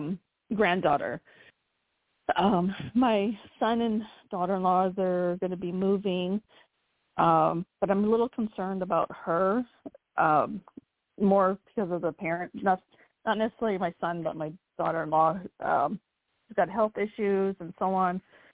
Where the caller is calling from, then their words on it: North Carolina, United States; I'm calling from North Carolina.